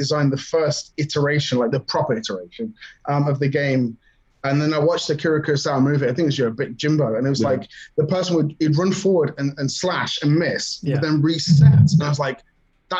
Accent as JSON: {"language": "English", "country": "United Kingdom", "said": "we're British"}